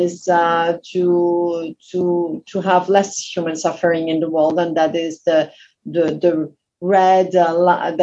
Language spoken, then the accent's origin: English; Austria; moved away as an adult; now in France; I came to France. I'm originally from Austria.